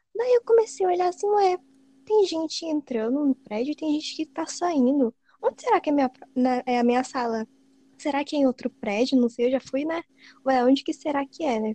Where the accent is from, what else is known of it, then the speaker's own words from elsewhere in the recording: São Paulo, Brazil; eu não sou daqui, eu sou de São Paulo